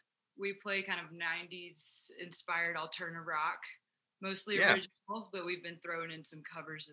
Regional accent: Athens, Georgia, United States; now in Denver, United States; So I'm from Athens, Georgia.

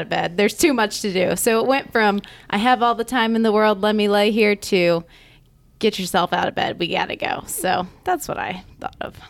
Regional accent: Augusta, United States; I am from Augusta

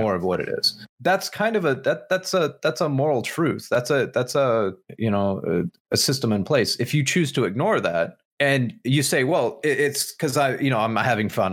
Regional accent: United States; as an American

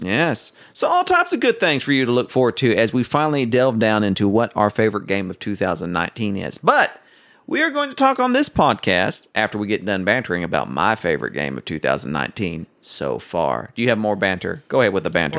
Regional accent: Oklahoma City, Oklahoma, United States; I grew up near Tinker Air Force Base in Oklahoma City

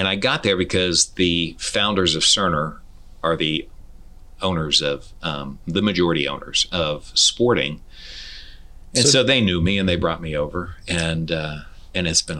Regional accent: Cincinnati, Ohio, United States; moved away as an adult; also born or lived in Chicago / Denver; now in Kansas City, United States; I grew up in Cincinnati, Ohio

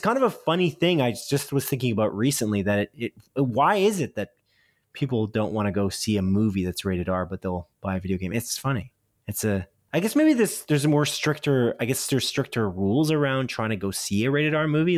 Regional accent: Canada; I'm a Canadian

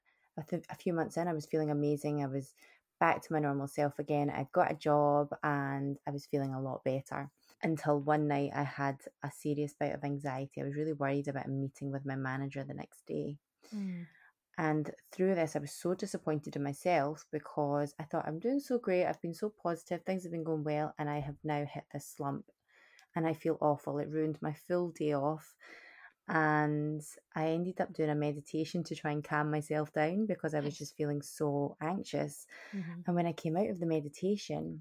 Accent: Scotland, United Kingdom; moved away as an adult; also born or lived in Canada; born and bred in Scotland, bonnie Scotland

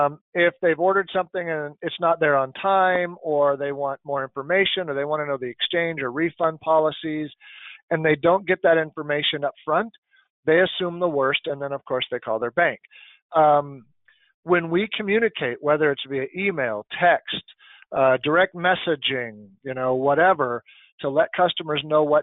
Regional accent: United States; I'm American

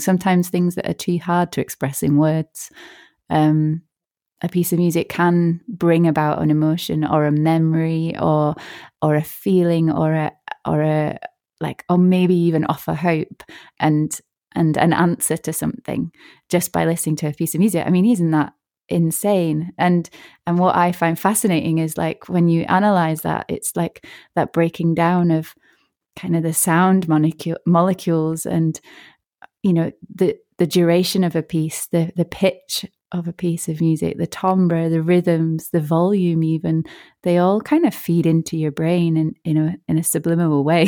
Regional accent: Yorkshire and the Humber, United Kingdom; also born or lived in Northern Ireland; I was born in Northern Ireland and then we moved to Yorkshire

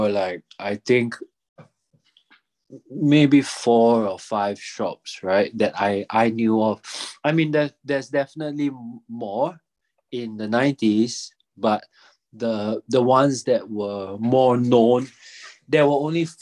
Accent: Singapore; moved away as an adult; also born or lived in Zurich, Switzerland; born and raised in Singapore

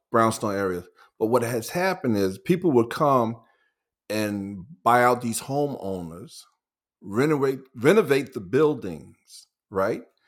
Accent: New York City, New York, United States; where we grew up in Lafayette Gardens

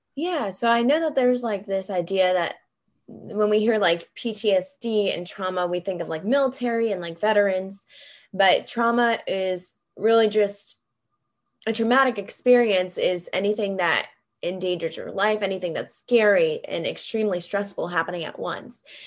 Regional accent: Greenville, South Carolina, United States; moved away; I'm from Greenville, South Carolina

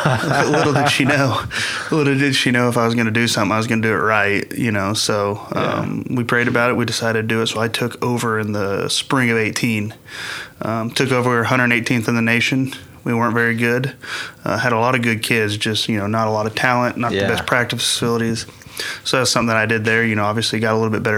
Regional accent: Tulsa, Oklahoma, United States; I'm from Tulsa originally, from here

